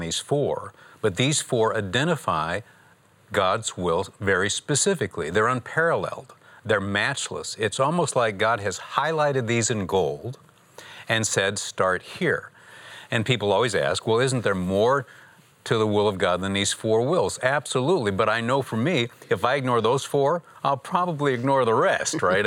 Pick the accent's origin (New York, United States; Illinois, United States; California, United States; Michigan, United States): Michigan, United States; I'm from Michigan